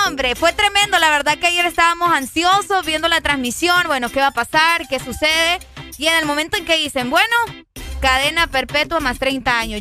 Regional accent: Honduras; aquí nosotros aquí nacimos, por lo tanto somos hondureños

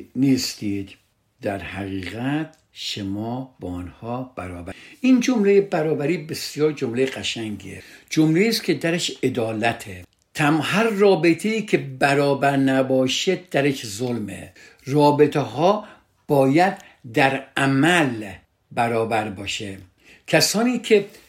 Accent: Iran; فرهنگی که در کشور ما هست در ایران هست

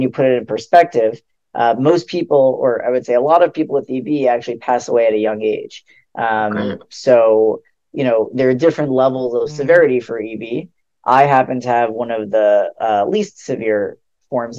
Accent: West Hempstead, New York, United States; also born or lived in Queens, New York; most of my childhood, I grew up in West Hempstead, which is Long Island. I lived there basically all my life until I went to college

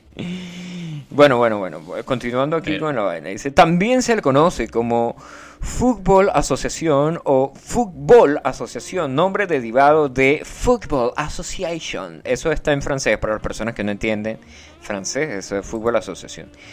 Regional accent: Venezuela; los venezolanos viven, vivimos, eh, eh, hablo como, yo creo que soy venezolano

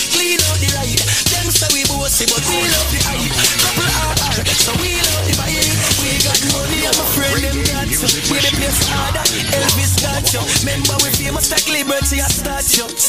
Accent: Portmore, Saint Catherine, Jamaica; I'm from Portmore, that's in JA.

